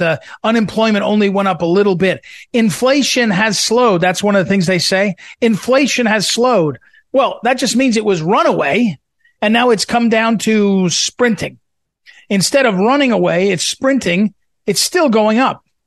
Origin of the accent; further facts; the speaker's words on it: St. Louis, Missouri, United States; my hometown paper, St. Louis Post